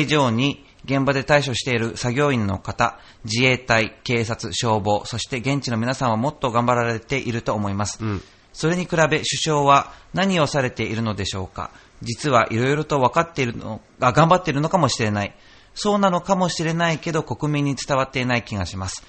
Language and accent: Japanese; Noto, Ishikawa, Japan; now in Urayasu, Japan; 今、僕、その浦安に住んでて、うんで僕、出身が能登